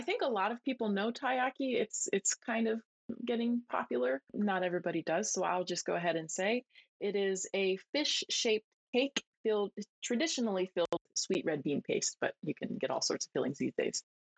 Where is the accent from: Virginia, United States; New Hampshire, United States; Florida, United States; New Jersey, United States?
New Jersey, United States; moved away as an adult; now in Japan; I'm from New Jersey